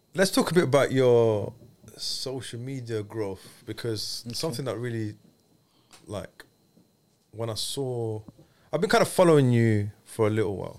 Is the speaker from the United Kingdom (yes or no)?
yes; London, United Kingdom